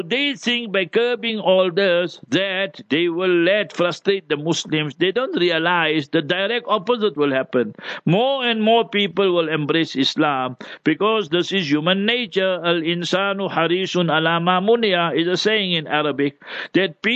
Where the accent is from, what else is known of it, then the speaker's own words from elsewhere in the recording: South Africa; I'm from South Africa